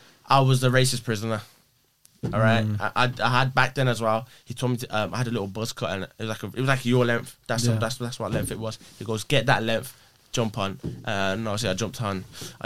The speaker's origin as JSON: {"language": "English", "town": "West Bromwich", "region": "West Midlands", "country": "United Kingdom", "tie": "born or raised there", "said": "Born and bred in Brom."}